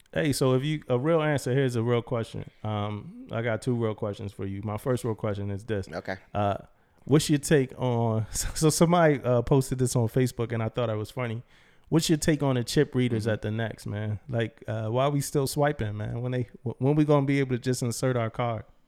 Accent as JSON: {"language": "English", "town": "Philadelphia", "region": "Pennsylvania", "country": "United States", "moved": "yes", "said": "I'm from Philly"}